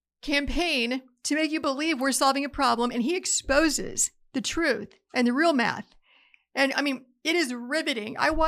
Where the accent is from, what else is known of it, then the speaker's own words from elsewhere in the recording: Appalachia, United States; I grew up in Appalachia. We always had a freezer full of game because it supplemented the food bill.